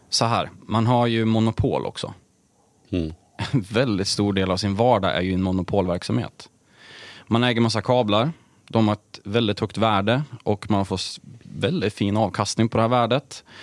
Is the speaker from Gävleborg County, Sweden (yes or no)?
no; Sundsvall, Västernorrland County, Sweden; Jag började jobba på ett elbolag som fanns i Sundsvall där jag är uppvuxen